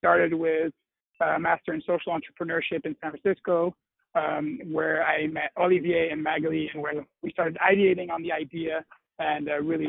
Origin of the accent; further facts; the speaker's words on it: Brussels, Brussels-Capital Region, Belgium; also born or lived in United Kingdom / Washington, D.C., United States; So my background, I was born and raised in Brussels, Belgium, and I was always really close to a lot of nonprofit work